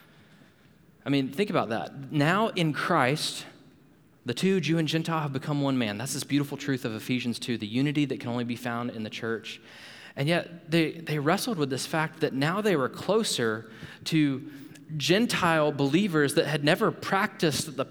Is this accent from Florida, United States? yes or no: yes; Panama City, Florida, United States; moved away as an adult; also born or lived in Louisville, Kentucky; Abby and I, we grew up in Panama City, Florida.